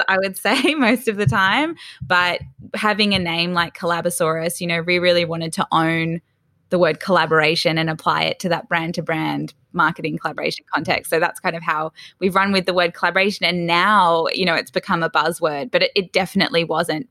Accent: Sydney, New South Wales, Australia; also born or lived in Melbourne; I was actually born in Melbourne, but my parents moved to Sydney's Northern Beaches, so quite north. We were in Newport, which is fairly close to Palm Beach. I grew up there, um, from about three years old

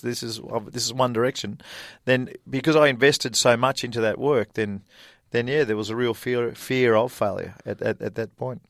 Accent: Australia; moved away as an adult; also born or lived in Lubbock, Texas, United States; "Where are you from?" And I said, "Australia."

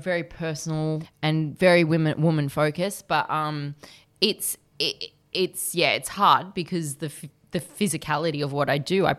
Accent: Australia; I'm Aussie as well.

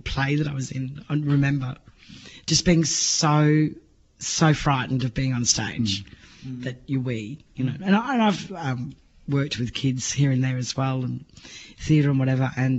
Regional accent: Townsville, Queensland, Australia; I grew up in Townsville, North Queensland

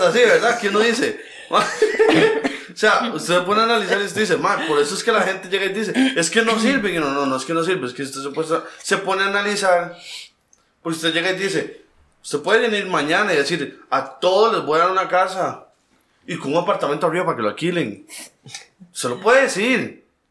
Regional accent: Mercedes Norte, Heredia, Costa Rica; yo soy de Mercedes Norte, nací en Mercedes Norte, después vine para acá

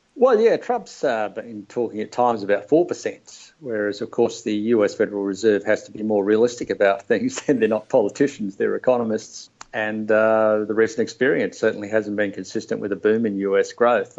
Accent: Australia

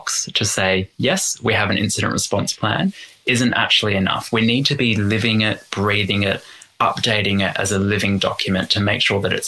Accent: Australia

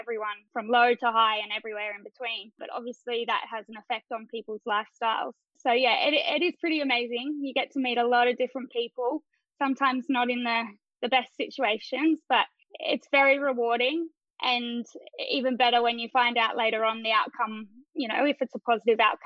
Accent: Port Macquarie, New South Wales, Australia; also born or lived in North Sydney; now in Sydney, Australia; I'm actually from Port Macquarie.

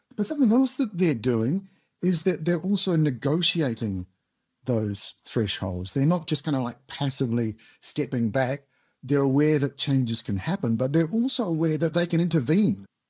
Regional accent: New Zealand; moved away as an adult; now in United Kingdom; I'm originally from Aotearoa, New Zealand, as you may have guessed from the accent

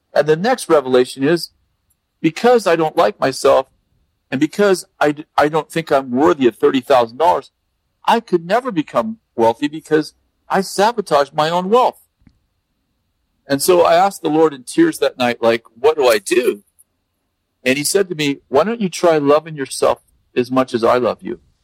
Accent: United States; I'm American

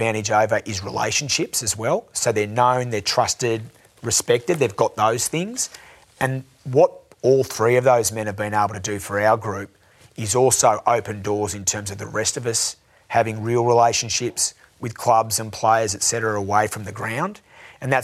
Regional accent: Canberra, Australian Capital Territory, Australia; I'm from Canberra.

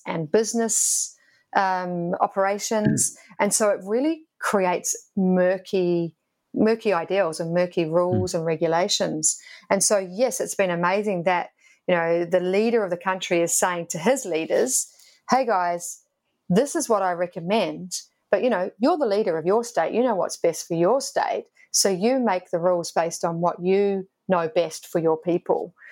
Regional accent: Queensland, Australia; now in Victoria, Australia; I'm from Queensland

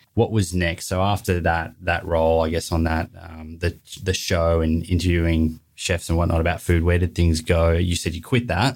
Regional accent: Melbourne, Victoria, Australia; also born or lived in Bondi, Sydney; now in Sydney, Australia; I grew up in Melbourne

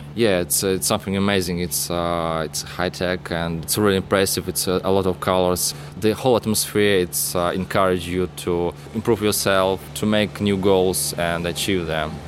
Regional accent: Russia; moved away as an adult; now in Melbourne, Australia; I came from Russia

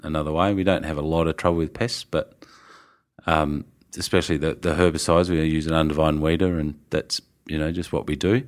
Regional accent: Tasmania, Australia; moved away as an adult; also born or lived in Melbourne / Robe; we're from Tassie

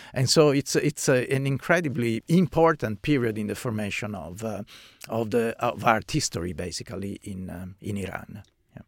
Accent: Venice, Veneto, Italy; moved away as an adult; now in Australia; I grew up in, in Venice. Venice is my hometown

